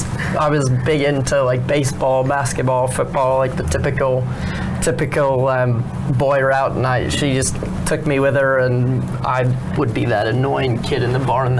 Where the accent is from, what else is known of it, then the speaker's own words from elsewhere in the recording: California, United States; California, Southern California.